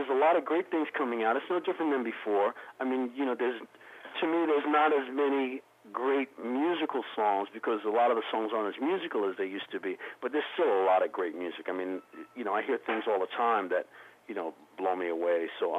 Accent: Raleigh, North Carolina, United States; I'm actually from Raleigh, North Carolina, so I'd like to give a big shout-out to all my peeps in North Carolina.

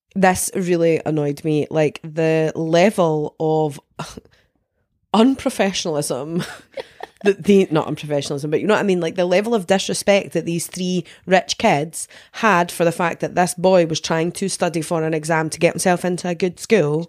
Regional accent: Denny, Scotland, United Kingdom; I'm from Denny

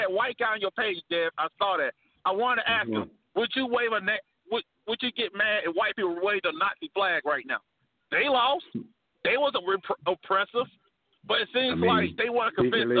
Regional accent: Alabama, United States; I'm from Alabama, home of America's team, Alabama Crimson Tide

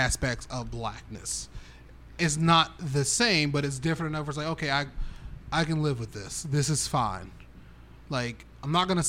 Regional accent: United States; I will say this as an American and, you know, someone that's a part of the black community that does enjoy hip hop.

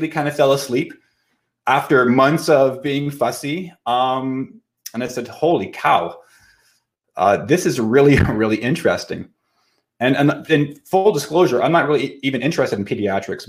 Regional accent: Kirkland Lake, Ontario, Canada; also born or lived in Ottawa / Toronto; I've been in private practice in my hometown of Kirkland Lake, Ontario.

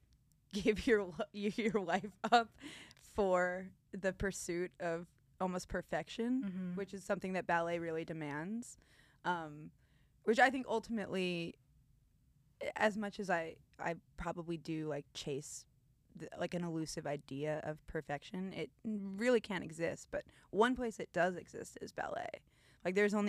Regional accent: Connecticut, United States; moved away as an adult; also born or lived in Colorado; now in Philadelphia, United States; growing up in Connecticut

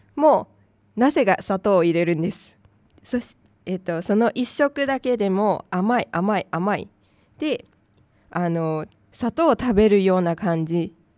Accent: Tainan, Taiwan; Japanese is a second language; now in Japan; 私の出身地台湾の南方の台南

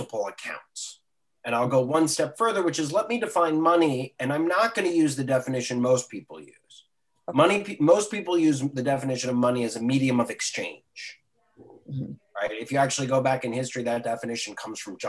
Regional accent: Silver Spring, Maryland, United States; I grew up in Maryland. I still live in Silver Spring, walking distance to my old high school

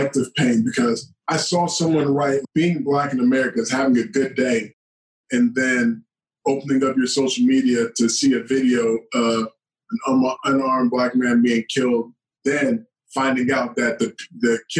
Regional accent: Georgia, United States; I'm from Georgia

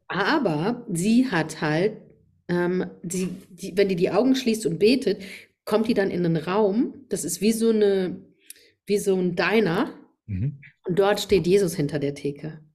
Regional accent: Rhineland-Palatinate, Germany; accent: Pfälzisch

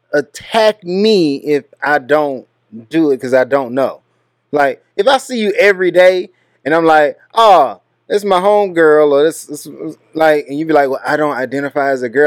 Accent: Texas, United States; I'm from Texas.

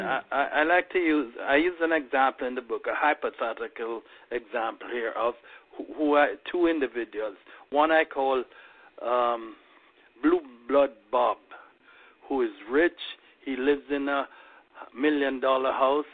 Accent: Kingston, Jamaica; moved away as an adult; also born or lived in Mandeville, Jamaica / Washington D.C., United States; I was born in Kingston and spent uh, most of my youth there. I went to KC for three years. Then we moved to Mandeville, and I went to Manchester High School

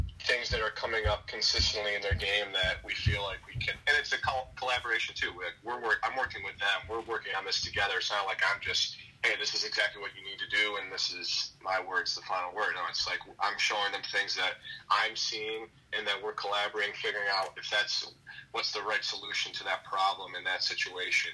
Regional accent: Rochester, New York, United States; I'm from Rochester, New York, and I was playing on a Buffalo, New York team that year

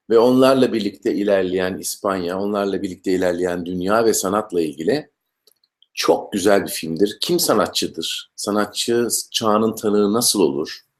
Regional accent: İzmir, Turkey; moved away; also born or lived in Hatay / Eskişehir; ben e, İzmirliyim. 72'de doğdum İzmir'de. Ondan sonra e, Karşıyaka'da Aydoğdu İlkokulunda başlayan eğitim maceram e, Eskişehir Devlet Konservatuvarı'nda bitti.

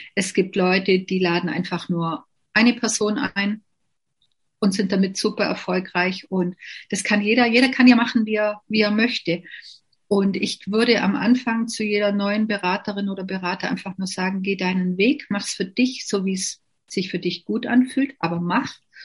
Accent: Bavaria, Germany; also born or lived in Lindau am Bodensee; bei uns in Bayern

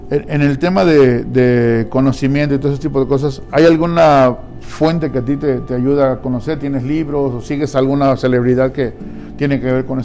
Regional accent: Mexico; moved away as an adult; yo soy mexicano, yo llegué hace 20 años prácticamente y llegué a conseguirme tres trabajos.

